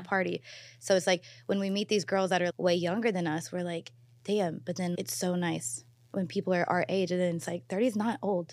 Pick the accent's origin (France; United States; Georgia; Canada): United States; Louisville, Kentucky; now in Los Angeles, United States; I'm from Louisville